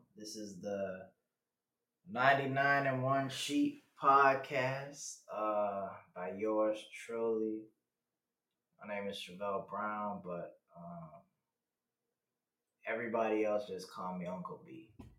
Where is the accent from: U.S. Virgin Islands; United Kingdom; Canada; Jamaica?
U.S. Virgin Islands; also born or lived in Texas; I'm from the Virgin Islands, raised there, you know. I was born out here in Texas, but you know, I don't really claim Texas like that.